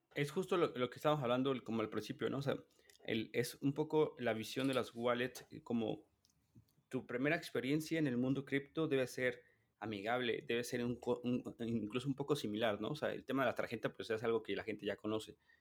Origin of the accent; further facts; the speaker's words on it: Mexico; mi percepción como mexicano